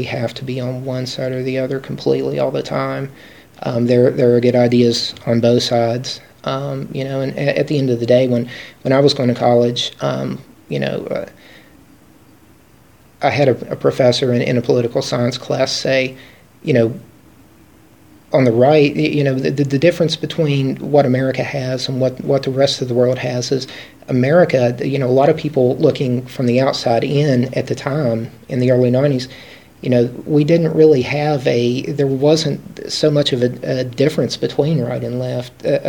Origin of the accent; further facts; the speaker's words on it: Appalachia, United States; I'm an Appalachian American, and so that's how I identify